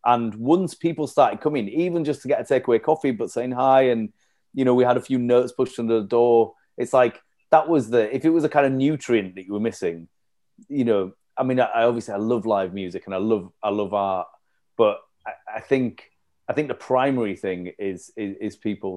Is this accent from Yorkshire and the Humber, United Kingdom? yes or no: yes; Leeds, Yorkshire and the Humber, United Kingdom; moved away as an adult; also born or lived in York / London; I'm from Leeds originally, had left Leeds to go do um, a master's over in York